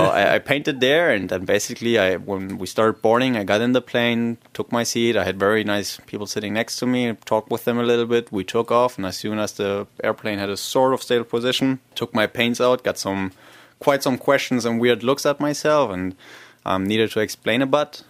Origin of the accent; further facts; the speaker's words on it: Germany; I'm myself from Germany